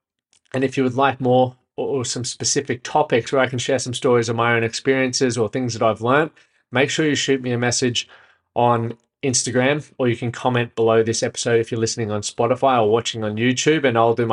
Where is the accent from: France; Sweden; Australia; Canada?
Australia; Brisbane, Queensland; moved away as an adult; now in Nashville, United States; I'm from Brisbane, just moved to Nashville